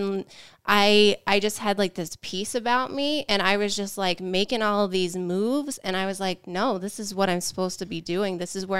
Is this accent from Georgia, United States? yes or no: yes; Georgia, United States; moved away as an adult; now in Colorado, United States; I'm originally from Georgia.